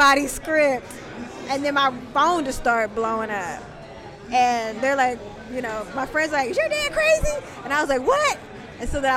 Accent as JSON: {"language": "English", "town": "Oakland", "region": "California", "country": "United States", "tie": "born or raised there", "said": "I'm born and raised in East Oakland"}